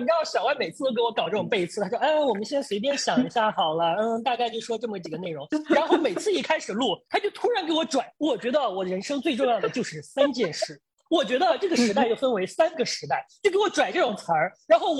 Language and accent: Chinese; Nanyang, Henan, China; moved away as an adult; also born or lived in Hubei; 我最小最小的时候，就在我们的老家，是南阳一个小城里边过年。